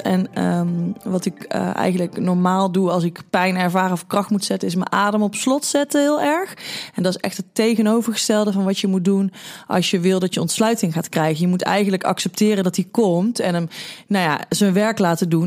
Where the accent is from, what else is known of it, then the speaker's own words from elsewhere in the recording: 's-Hertogenbosch, North Brabant, Netherlands; ik kom uit Den Bosch